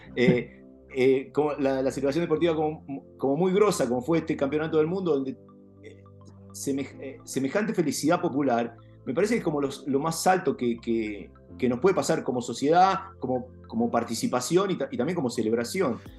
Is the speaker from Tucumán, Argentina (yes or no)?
no; Junín, Buenos Aires Province, Argentina; yo soy nacido en Junín